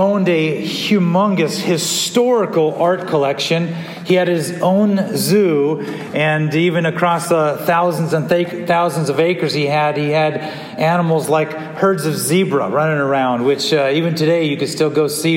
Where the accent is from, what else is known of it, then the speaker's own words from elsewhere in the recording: California, United States; growing up in California